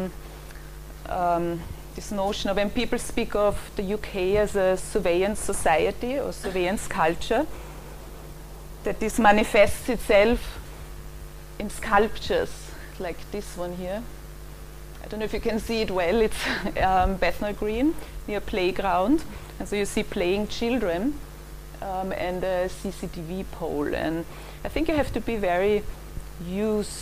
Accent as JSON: {"language": "English", "region": "Vienna", "country": "Austria", "tie": "born or raised there", "moved": "as an adult", "lives_now": "London, United Kingdom", "said": "I grew up in Vienna and moved here about 15 years ago"}